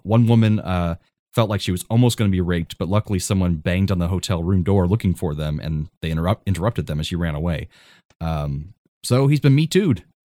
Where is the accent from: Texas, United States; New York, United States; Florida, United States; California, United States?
Florida, United States; I grew up here in Florida